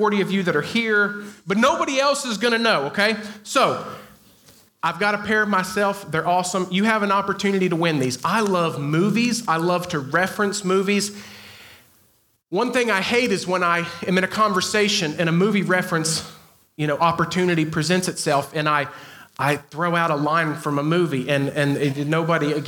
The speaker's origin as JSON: {"language": "English", "region": "the South", "country": "United States", "said": "I am from the South"}